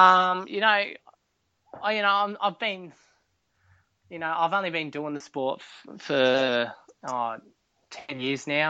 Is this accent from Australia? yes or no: yes; Port Macquarie, New South Wales, Australia; moved away; It's my home. It's my hometown. I love it in Port. My family's still down there